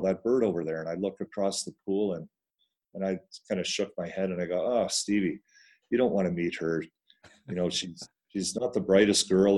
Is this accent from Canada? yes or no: yes; British Columbia, Canada; now in Calgary, Canada; I grew up on the West Coast